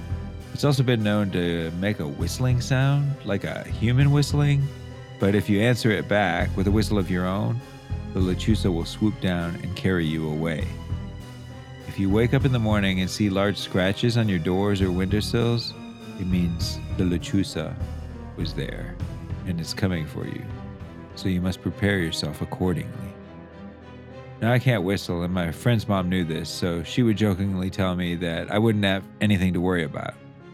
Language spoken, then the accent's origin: English; Texas, United States; I grew up in South Texas, more widely known as the Rio Grande Valley.